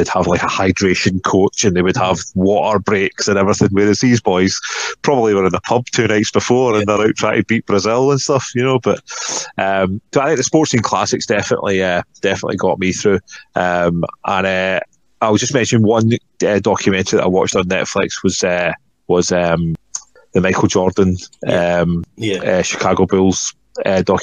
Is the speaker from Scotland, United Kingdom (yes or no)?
yes; Hamilton, Scotland, United Kingdom; also born or lived in Edinburgh; now in Gateshead, United Kingdom; I'm from a town, Hamilton, which is kind of this sort of town over.